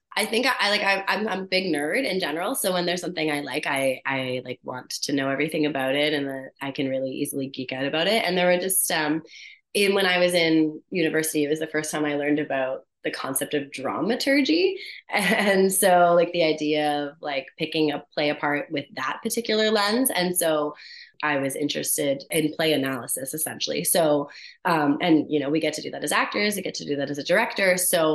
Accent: Hamilton, Ontario, Canada; now in Vancouver, Canada; In Hamilton, Ontario.

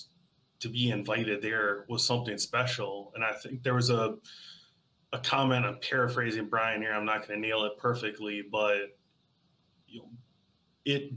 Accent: Birmingham, Alabama, United States; I grew up in Birmingham, Alabama

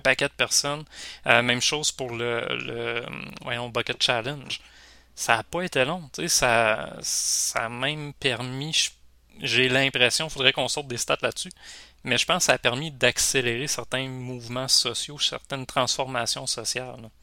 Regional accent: Rimouski, Quebec, Canada; Moi, je suis Rimouski, pas loin de la Gaspésie

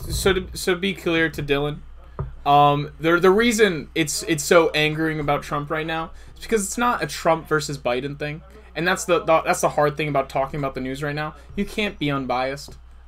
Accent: South Africa; I'm from South Africa.

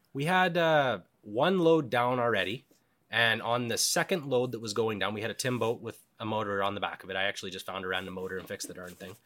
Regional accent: Cranbrook, British Columbia, Canada; also born or lived in Alberta; now in Yukon, Canada; I lived B C half my life. I was born in Cranbrook

